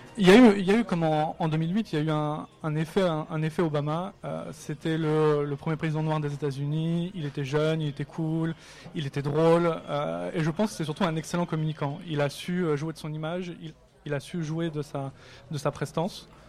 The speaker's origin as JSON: {"language": "French", "country": "France", "said": "En tant que Français"}